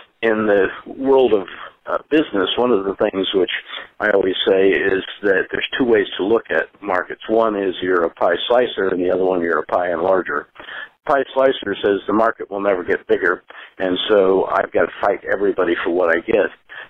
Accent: Spokane, Washington, United States; now in San Francisco Bay Area, United States; I was originally from Spokane, Washington, but I found a sinecure here of people that share that philosophy.

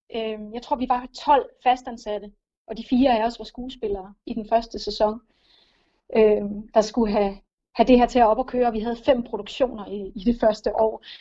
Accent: Lolland, Zealand, Denmark; Jeg er opvokset på Lolland

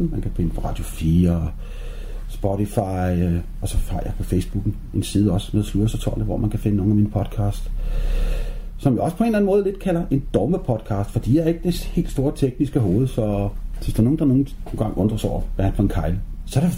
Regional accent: Aarhus, Central Denmark Region, Denmark; Jeg kommer fra Aarhus, Smils by.

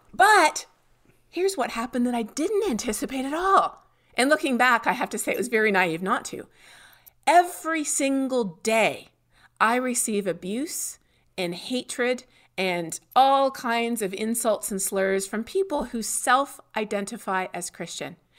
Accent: Canada; moved away as an adult; now in Texas, United States; my home country of Canada

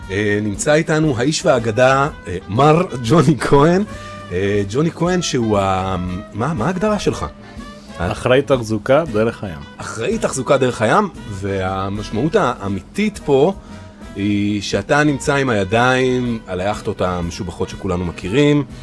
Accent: Caracas, Capital District, Venezuela; Hebrew is a second language; now in Israel; אני נולדתי בקרקס ובוונצואלה.

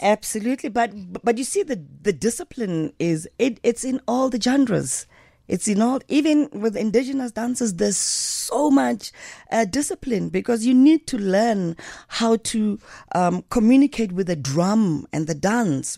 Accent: Johannesburg, Gauteng, South Africa; also born or lived in Diepkloof, Soweto; I grew up in Alexandra Township

